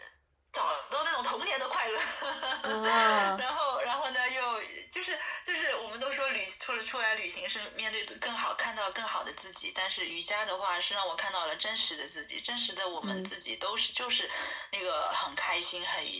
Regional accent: China; 那个老师一听我是从中国来的，他说啊，你不用管钱，就是你直接来吧

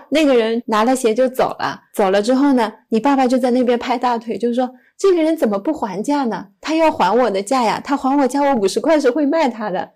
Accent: Hangzhou, Zhejiang, China; 我是在杭州长大的

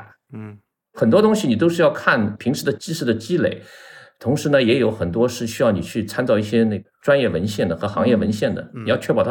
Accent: Shanghai, China; moved away as an adult; now in Beijing, China; 因为我上海人嘛。

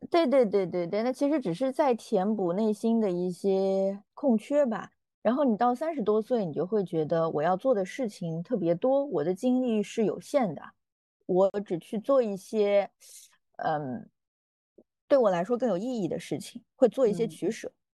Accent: Yunnan, China; 我是云南人

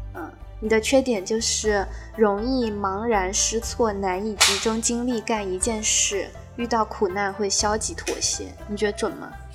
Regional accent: China; 我们中国人讲究的就是这个

